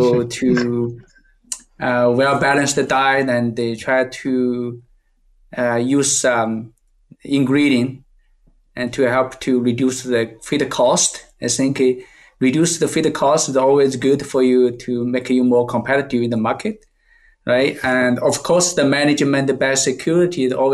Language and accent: English; China; English is a second language; moved away as an adult; now in Canada; I came from China, I read most time I read the books in the Chinese books. And after I go to the Canada